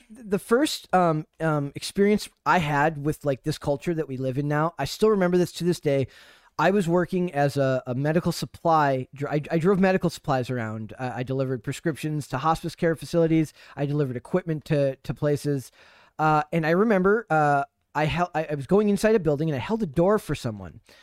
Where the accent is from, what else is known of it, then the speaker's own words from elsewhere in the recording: Minnesota, United States; I'm from Minnesota